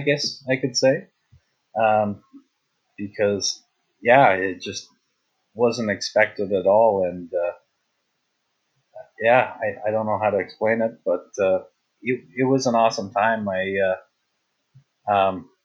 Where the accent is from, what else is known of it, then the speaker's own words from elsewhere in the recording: Canada; I'm actually from Canada